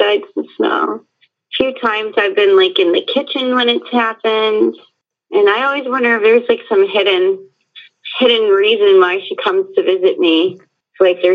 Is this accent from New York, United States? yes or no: yes; Rochester, New York, United States; now in Southwest Florida, United States; I'm from Rochester, New York, which is upstate New York, not New York City